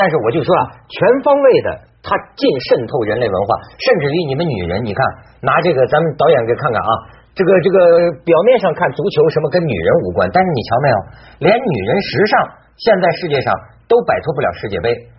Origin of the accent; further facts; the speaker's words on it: China; 我跟你讲，你想不到，我中国人讲啊，脚小的人命贵。